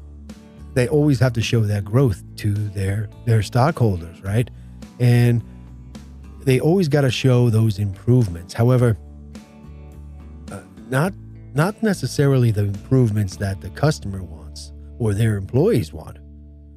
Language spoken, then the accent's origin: English; United States; as an American